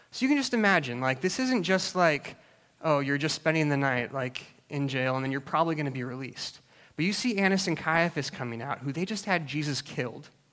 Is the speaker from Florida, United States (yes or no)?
no; Alaska, United States; I grew up in Alaska